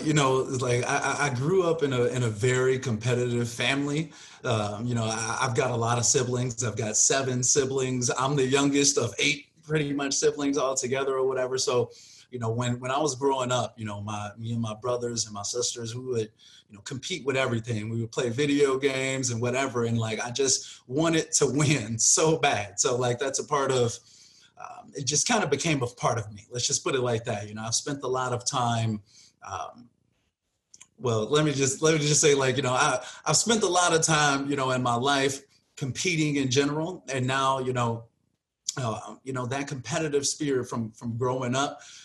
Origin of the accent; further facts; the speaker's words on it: Chicago, Illinois, United States; moved away as an adult; now in Las Vegas, United States; I'm originally from Chicago. I was born and raised like in the suburbs of Chicago, out in Harvey and Markham